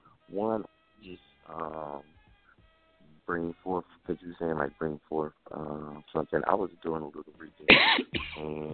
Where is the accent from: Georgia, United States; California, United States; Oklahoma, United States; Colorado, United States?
California, United States; I'm from California. Like, so I might sound a certain way